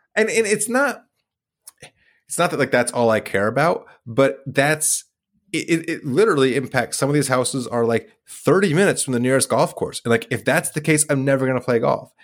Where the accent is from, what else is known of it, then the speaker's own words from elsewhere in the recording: Idaho, United States; was born in Idaho